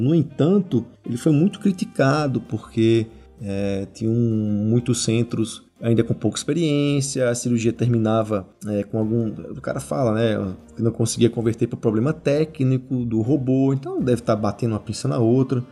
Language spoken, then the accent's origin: Portuguese; Natal, Rio Grande do Norte, Brazil; eu sou de Natal